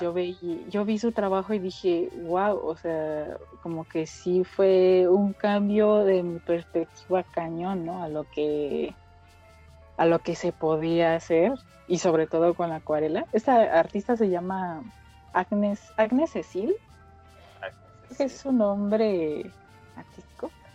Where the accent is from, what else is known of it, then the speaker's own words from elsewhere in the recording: State of Mexico, Mexico; soy del Estado de México